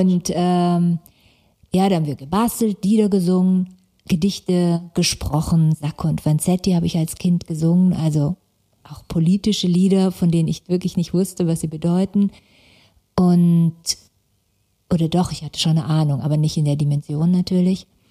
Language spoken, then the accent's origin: German; Stuttgart, Baden-Württemberg, Germany; born or raised there; also born or lived in Karlsruhe